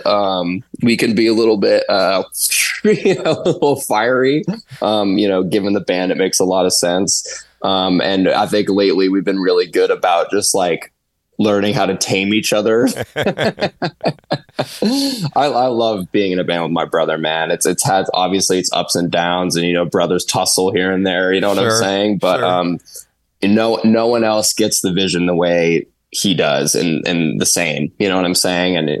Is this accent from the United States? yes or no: yes; Bay Area, California, United States; we're from the Bay Area, California, so we're around from San Francisco.